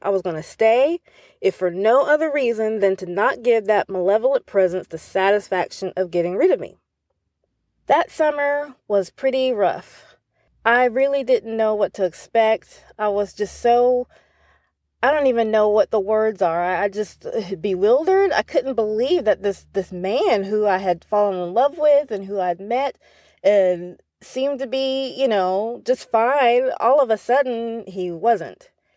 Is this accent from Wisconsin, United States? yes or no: no; North Carolina, United States; moved away as an adult; also born or lived in East Tennessee; We got married in my hometown in North Carolina